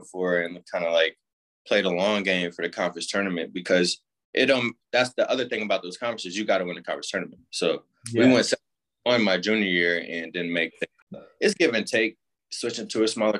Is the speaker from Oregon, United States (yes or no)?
no; Indianapolis, Indiana, United States; also born or lived in Oxford, Ohio; I lived in Indy for 17 years, like you said. Just playing high school in Indy